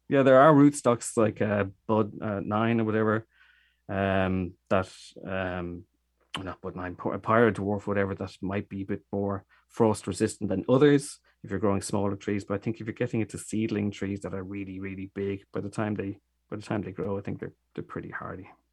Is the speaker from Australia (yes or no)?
no; Dublin, Leinster, Ireland; accent: Irish; moved away as an adult; now in Germany; I am Irish. I'm from Dublin, and, uh, we moved to, uh, Germany thirteen years ago